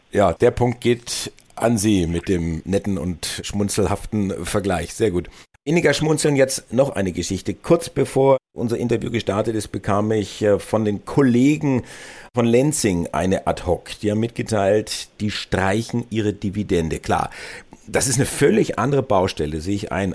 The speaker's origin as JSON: {"language": "German", "country": "Germany", "said": "Bei uns in Deutschland"}